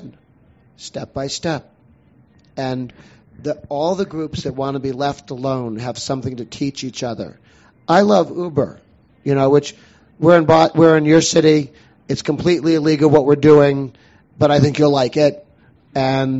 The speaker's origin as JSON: {"language": "English", "town": "Boston", "region": "Massachusetts", "country": "United States", "tie": "born or raised there", "said": "I grew up in Boston"}